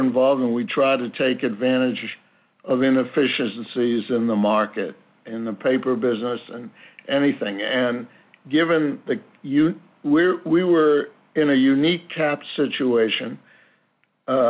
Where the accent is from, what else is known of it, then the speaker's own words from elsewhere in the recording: Boston area, Massachusetts, United States; owning this team in my hometown